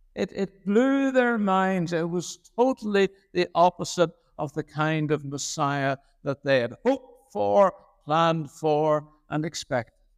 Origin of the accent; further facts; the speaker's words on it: Belfast, Northern Ireland, United Kingdom; moved away as an adult; now in Lurgan, United Kingdom; I grew up on the Shore Road in Saint Catharines Parish